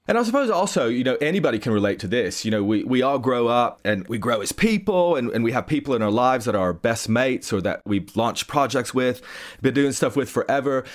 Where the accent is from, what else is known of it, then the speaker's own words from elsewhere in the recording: East Tennessee, United States; I grew up in East Tennessee